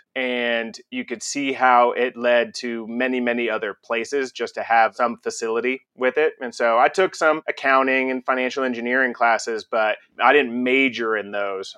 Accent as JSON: {"language": "English", "town": "Conroe", "region": "Texas", "country": "United States", "tie": "born or raised there", "also_born_or_lived": "Galveston, Texas", "said": "we moved to Conroe, Texas. It's about an hour north of Houston. And that's where I spent the rest of my childhood before going off to college"}